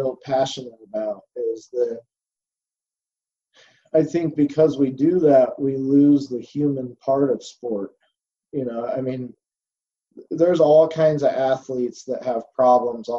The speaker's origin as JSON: {"language": "English", "region": "Indiana", "country": "United States", "said": "my home state, Indianapolis"}